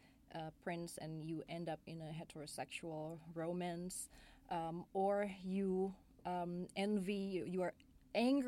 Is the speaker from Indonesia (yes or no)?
yes; Indonesia; Growing up in Indonesia, in the late 80s, early 90s, that was kind of weird